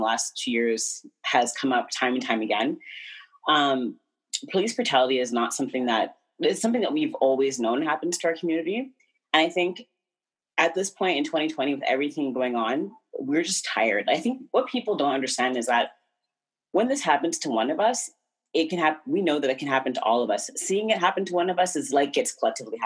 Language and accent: English; Ottawa, Ontario, Canada; I was born and raised in Ottawa, Ontario